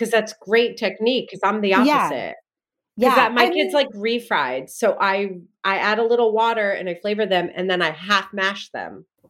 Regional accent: New Jersey, United States; I grew up in Jersey.

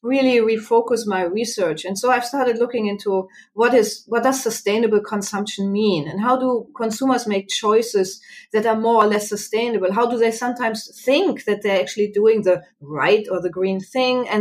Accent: Germany; moved away as an adult; now in Arizona, United States; I'm sure you can pick up my accent. I'm from Germany originally. I came to the United States and here to Arizona roughly 11 years ago.

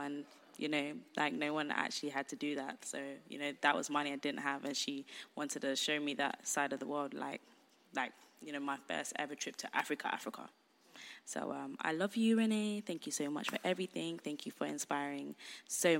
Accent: London, United Kingdom; I'm the Londoner of the group

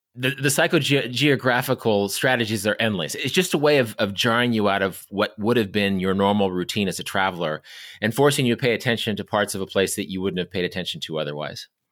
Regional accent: Kansas, United States; I grew up in Kansas.

